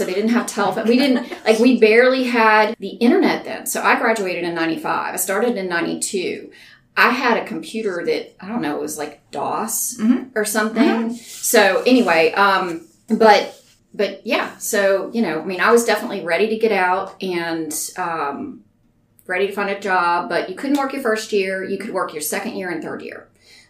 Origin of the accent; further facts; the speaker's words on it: Spokane, Washington, United States; born there; also born or lived in Virginia / Arkansas; So, but I was born in Spokane. On an Air Force base up there. My dad was in the Air Force.